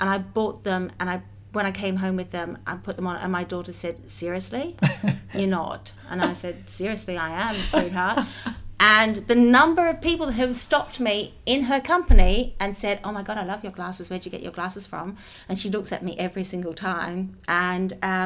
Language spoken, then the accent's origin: English; Australia; now in United Kingdom; I'm Australian